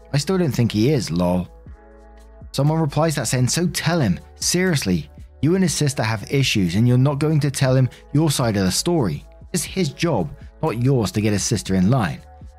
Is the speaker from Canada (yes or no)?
yes; Canada; I'm Canadian, old enough to be both of your mums, a very bright, accomplished woman and a former model when I was your age.